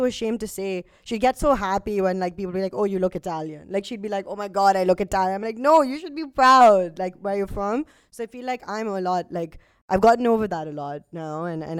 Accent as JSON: {"language": "English", "town": "Karachi", "region": "Sindh", "country": "Pakistan", "tie": "born or raised there", "moved": "as an adult", "lives_now": "United Kingdom", "said": "I grew up in Karachi, right? Like up until 18, then I came back here when I was for uni."}